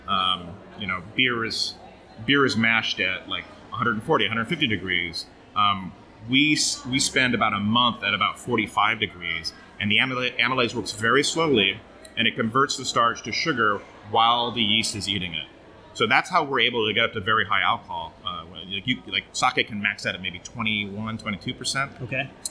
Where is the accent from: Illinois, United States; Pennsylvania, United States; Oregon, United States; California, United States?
Oregon, United States; moved away as an adult; also born or lived in Portland, Oregon; now in Brooklyn, United States; I grew up in Oregon mostly